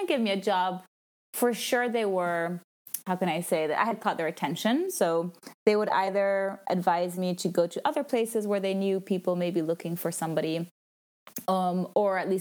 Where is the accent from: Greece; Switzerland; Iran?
Switzerland; Italian-speaking Switzerland; moved away; I'm from Switzerland, but I'm from the Italian speaking part, and I speak French